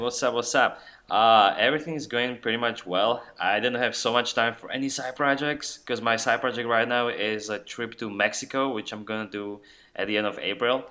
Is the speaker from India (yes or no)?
no; Slovakia; now in Austin, United States; I'm a dude from Slovakia working now in Austin, Texas for IBM